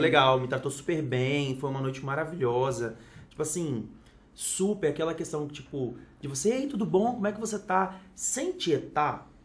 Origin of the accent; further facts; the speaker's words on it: Vitória, Espírito Santo, Brazil; sou de Vitória, Espírito Santo